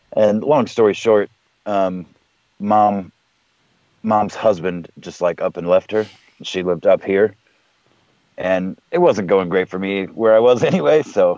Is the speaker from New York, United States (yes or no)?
no; South Texas, United States; moved away as an adult; now in Michigan, United States; I'm from a warmer climate. I was born and raised in South Texas. I didn't see fucking snow till I was like 17 years old.